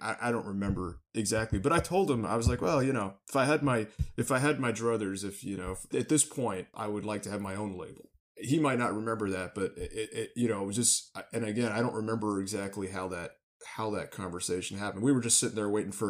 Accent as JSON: {"language": "English", "region": "the New York area", "country": "United States", "tie": "born or raised there", "also_born_or_lived": "Bloomington, Indiana", "said": "I grew up in the New York area."}